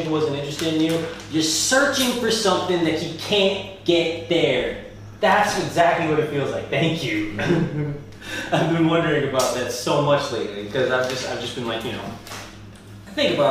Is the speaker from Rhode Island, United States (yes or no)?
yes; Rhode Island, United States; also born or lived in California; We grew up in Rhode Island. I was born in California